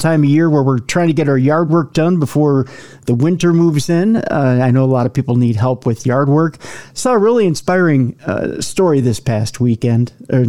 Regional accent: Minnesota, United States; accent: Minnesota; my Minnesota accent

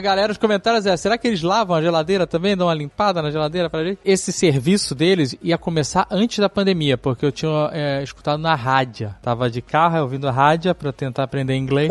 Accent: Brazil

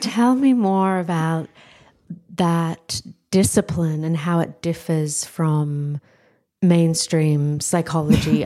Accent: Australia; moved away as an adult; I'm Australian

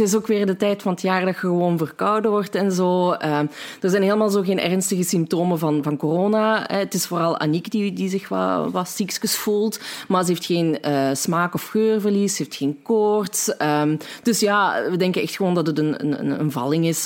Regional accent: Limburg, Belgium; wij Limburgers nog het meest verstaanbaar zijn van ons allemaal

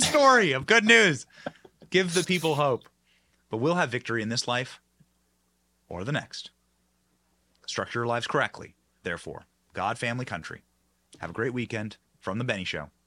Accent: Tampa, Florida, United States; my hometown of Tampa, Florida

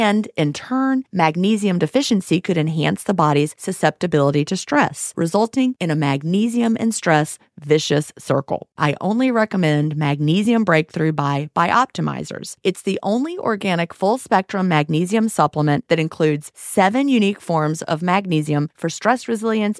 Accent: United States; I'm an American

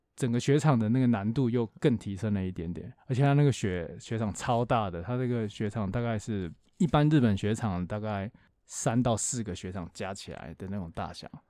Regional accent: Taiwan; 我们台湾人每次出国滑雪可能就是三天五天

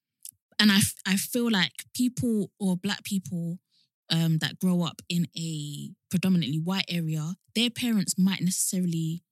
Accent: London, United Kingdom; I grew up in East London, very, very, very diverse

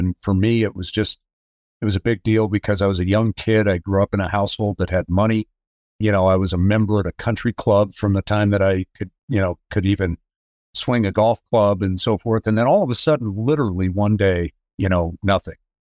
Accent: Denver, Colorado, United States; I grew up in Denver, Colorado. I am the youngest of four kids

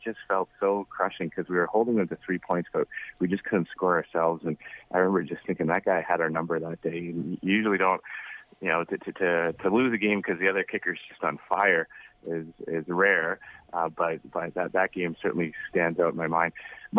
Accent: Ottawa, Ontario, Canada; moved away; I grew up in Ottawa

